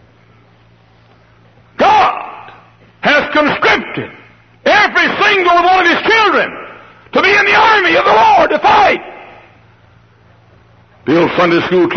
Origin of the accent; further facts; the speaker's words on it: Dallas, Texas, United States; now in Hammond, United States; I grew up in Dallas.